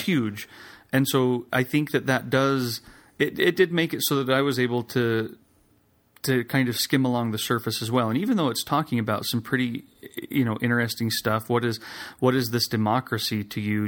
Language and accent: English; Idaho, United States; I grew up in Idaho